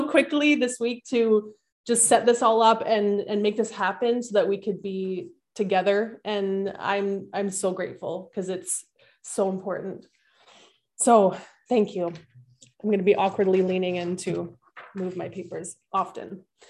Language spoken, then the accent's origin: English; Winnipeg, Manitoba, Canada; So I grew up in Winnipeg in a middle-class home with a younger brother, a mom, and a dad.